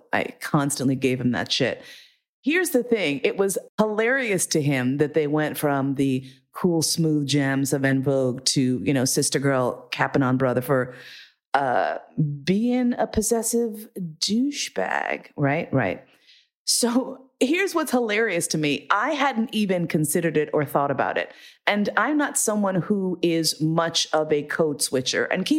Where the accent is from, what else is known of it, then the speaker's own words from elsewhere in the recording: New York City, New York, United States; I grew up in New York City, but my accent would not necessarily peg me as a New Yorker.